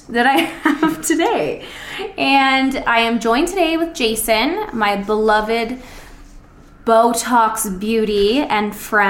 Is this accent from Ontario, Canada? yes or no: yes; Ontario, Canada; moved away; because I'm literally from Ontario